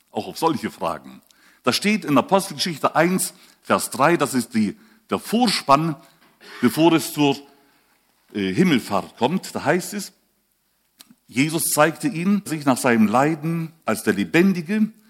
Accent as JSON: {"language": "German", "country": "Switzerland", "said": "Ich bin auch Schweizer, aber spreche schon seit langer Zeit so ähm, vielleicht von Kindheit an so."}